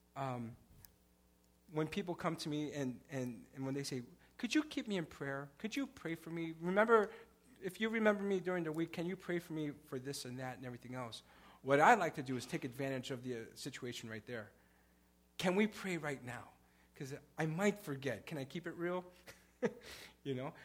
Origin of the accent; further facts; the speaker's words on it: Chicago, Illinois, United States; I, I grew up in Pilsen in the 80s.